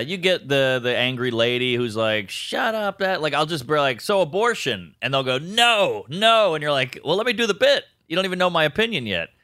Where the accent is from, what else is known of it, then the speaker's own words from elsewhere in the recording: New Orleans, Louisiana, United States; moved away as an adult; now in New York, United States; I'm from New Orleans.